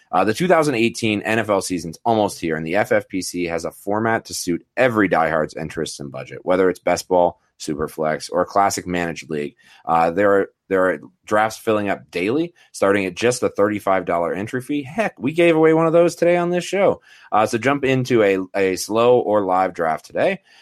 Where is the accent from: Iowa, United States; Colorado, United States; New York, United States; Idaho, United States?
Colorado, United States; Denver; my hometown crew